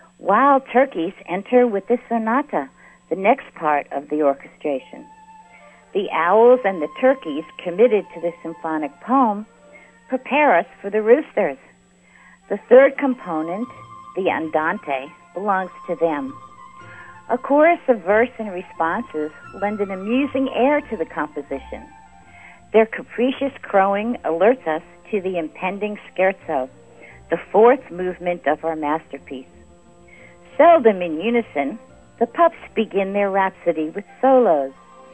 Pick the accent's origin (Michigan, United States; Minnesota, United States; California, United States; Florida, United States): Florida, United States; Old Town; from Old Town, Florida, and this is where I live.